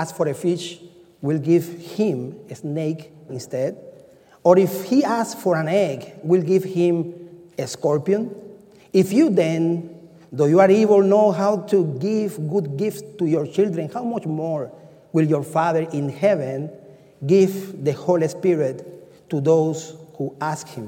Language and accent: English; Cuba; moved away; I'm from Cuba